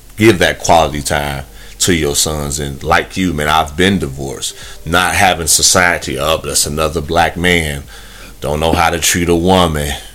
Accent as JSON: {"language": "English", "region": "Midwest", "country": "United States", "tie": "born or raised there", "moved": "yes", "said": "growing up in the Midwest I I don't live there no more"}